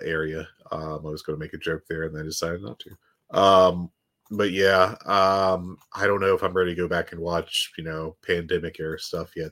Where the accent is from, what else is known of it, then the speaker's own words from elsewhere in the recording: West Virginia, United States; you say that to me like I'm not from West Virginia